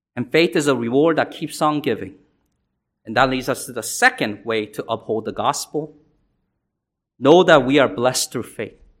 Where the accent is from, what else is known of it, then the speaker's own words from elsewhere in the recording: South Korea; now in United States; I was born in South Korea and came here